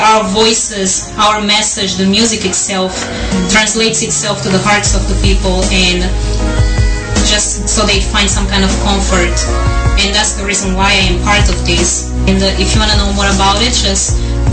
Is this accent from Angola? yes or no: yes; Angola; now in Houston, United States; I'm originally from Angola and I'm an artist. I live in Houston, Texas.